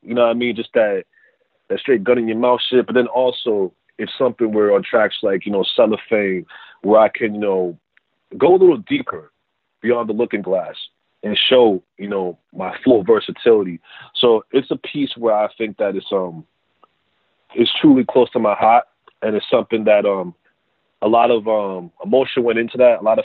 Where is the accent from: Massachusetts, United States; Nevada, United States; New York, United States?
Massachusetts, United States; Worcester; growing up in Maine, South Worcester.